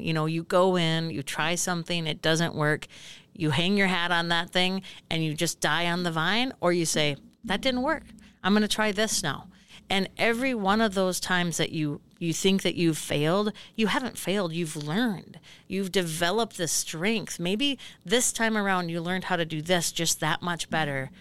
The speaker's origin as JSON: {"language": "English", "town": "Hill City", "region": "Minnesota", "country": "United States", "tie": "born or raised there", "also_born_or_lived": "Grand Rapids, Minnesota", "moved": "as an adult", "said": "I grew up in Hill City, just about ninety ninety, eighty-five miles from here"}